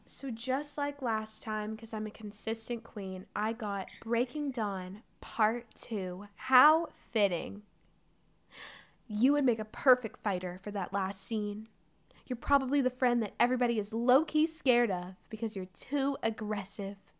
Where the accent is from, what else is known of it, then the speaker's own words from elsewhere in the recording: United States; I am American